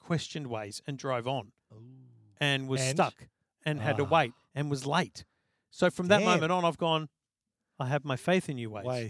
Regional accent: Queensland, Australia; now in Sydney, Australia; as a kid, as a Queenslander.

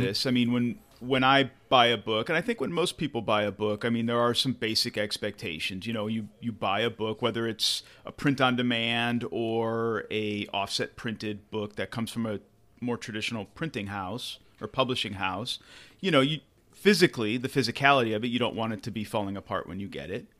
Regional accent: United States; an American English speaker

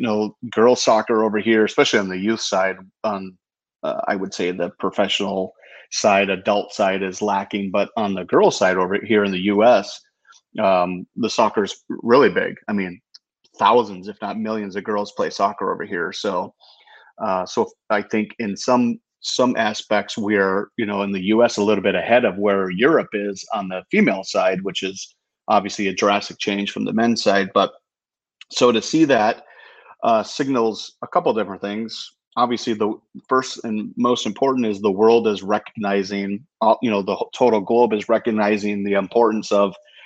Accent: United States; As an American

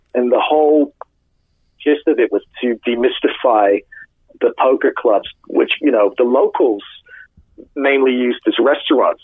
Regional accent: London, United Kingdom; moved away as an adult; now in Los Angeles, United States; I'm originally from London

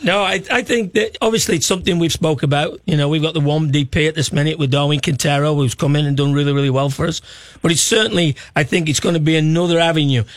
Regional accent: Stoke-on-Trent, West Midlands, United Kingdom; moved away; I'm not from Liverpool. I'm from Stoke.

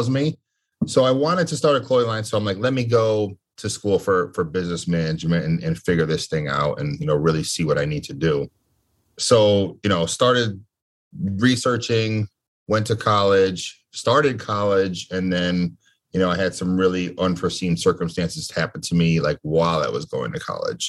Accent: Connecticut, United States; born or raised there

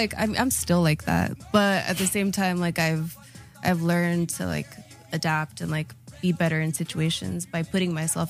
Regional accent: Chula Vista, California, United States; first language Spanish; English is a second language; also born or lived in Los Angeles; I liked growing up in, mm-hmm, Chula Vista.

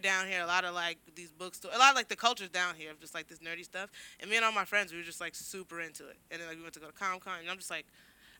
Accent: Inglewood, California, United States; Well, I'm from Inglewood, but like I went to a lot of like charter schools in the South Bay

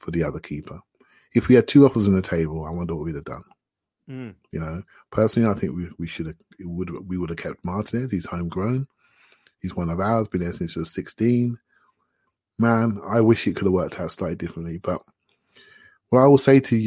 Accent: Luton, East of England, United Kingdom; I grew up in Luton

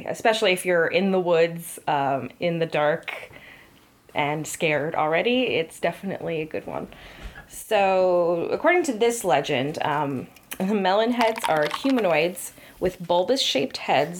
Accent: Connecticut, United States; So we're from Connecticut. And we both grew up here.

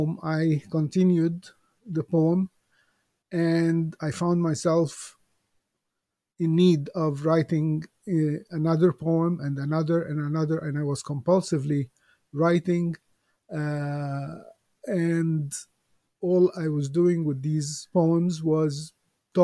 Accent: Alexandria, Alexandria Governorate, Egypt; I was born in Alexandria, Egypt, many years ago

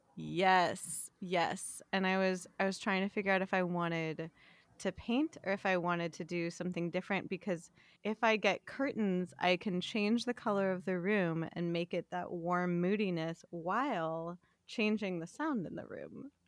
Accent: West Hollywood, California, United States; I was born in West Hollywood, I was born at Cedars

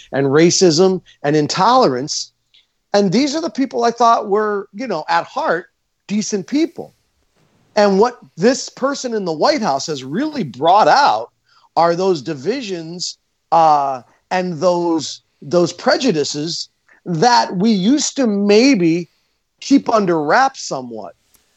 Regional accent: Scranton, Pennsylvania, United States; When I was a teenager growing up in Scranton, Pennsylvania

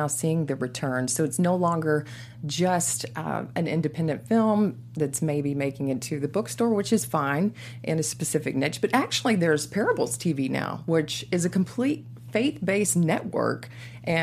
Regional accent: Texas, United States; growing up in Texas

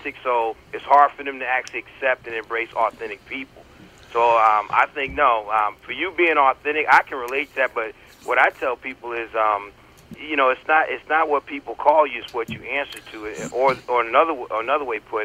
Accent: Connecticut, United States; moved away as an adult; also born or lived in North Carolina; I was born in North Carolina, and then what little growing I did took place in Connecticut

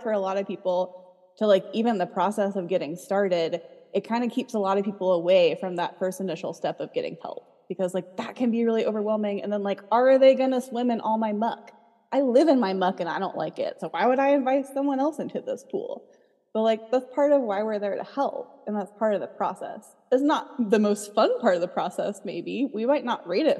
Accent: North Carolina, United States; I'm from North Carolina

